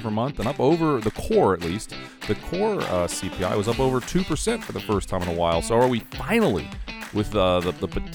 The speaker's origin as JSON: {"language": "English", "region": "Ohio", "country": "United States", "moved": "yes", "lives_now": "South Carolina, United States", "said": "my wife, you know, we're from Ohio."}